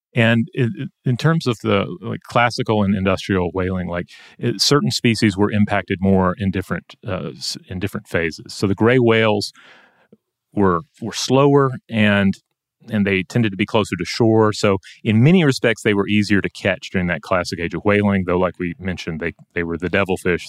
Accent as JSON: {"language": "English", "region": "Georgia", "country": "United States", "said": "my home state of Georgia"}